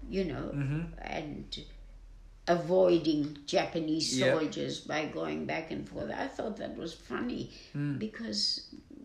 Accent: Philippines; moved away as an adult; now in Australia; I grew up in the Philippines

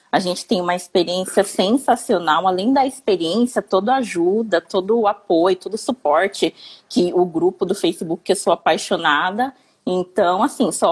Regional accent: Campinas, São Paulo, Brazil; Eu sou de Campinas, São Paulo.

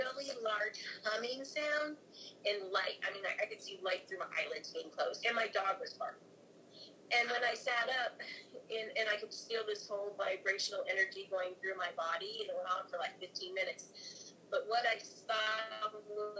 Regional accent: Alaska, United States; I'm from Alaska

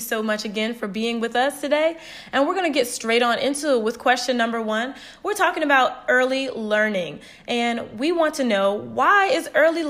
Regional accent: Norfolk, Virginia, United States; my hometown, Norfolk, Virginia

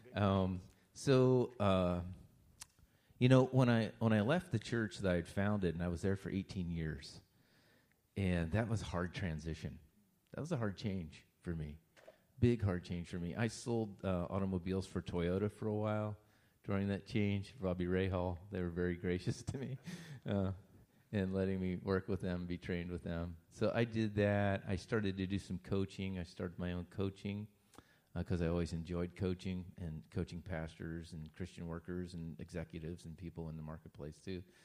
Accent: Lewistown, Pennsylvania, United States; also born or lived in Long Island, New York; I grew up in Lewistown, so I grew up right near Belleville

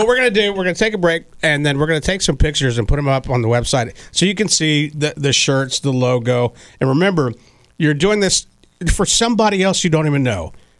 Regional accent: Texas, United States; moved away; also born or lived in Oklahoma City; and I worked in Oklahoma City. They have one there. I'm from Texas. They have them there. You know, San Antonio.

